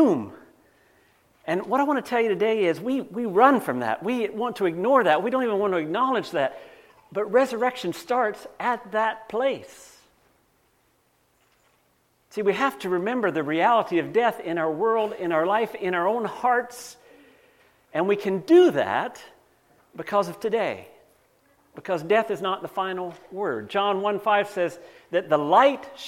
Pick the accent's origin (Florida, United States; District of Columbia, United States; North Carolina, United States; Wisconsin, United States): North Carolina, United States; now in Canada; I grew up in North Carolina.